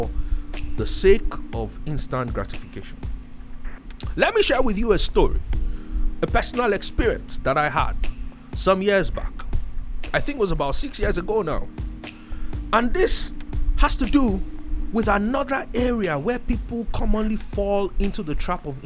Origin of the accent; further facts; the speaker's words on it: Nigeria; I was from Nigeria